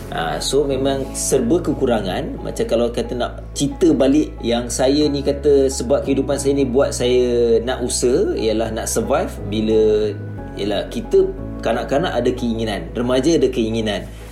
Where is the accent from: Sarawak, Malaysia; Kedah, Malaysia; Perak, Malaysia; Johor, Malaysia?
Kedah, Malaysia; Kulim; saya asal kulim Kedah